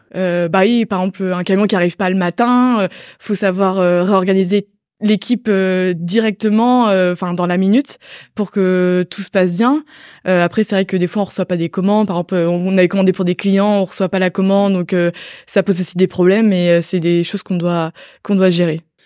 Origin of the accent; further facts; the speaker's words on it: Brittany, France; moved away as an adult; now in Angers, France; je venais de Bretagne de base